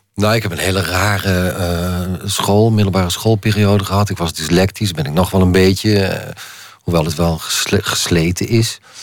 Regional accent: Limburg, Netherlands; accent: Limburgish dialect; mijn eigen dialect

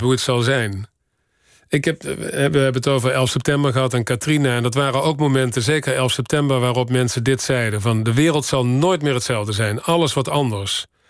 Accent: Horst, Limburg, Netherlands; moved away; also born or lived in Paris; Ik kom uit Horst

